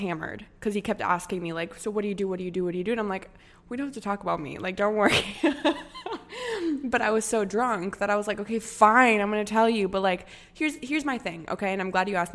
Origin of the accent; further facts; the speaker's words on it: United States; coming from a Hispanic family and then, but growing up in the States, going to college in the States